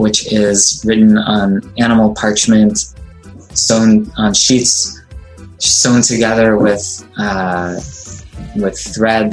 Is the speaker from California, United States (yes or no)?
no; Cleveland, Ohio, United States; also born or lived in Israel; now in New York City, United States; I immigrated from Israel as a baby with my Israeli-born parents. I grew up in suburban Cleveland